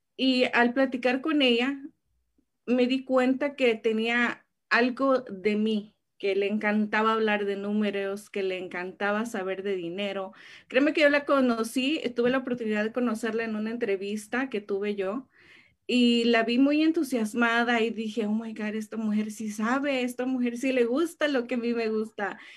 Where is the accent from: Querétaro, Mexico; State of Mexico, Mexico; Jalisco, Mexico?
State of Mexico, Mexico; en el estado de México, de donde soy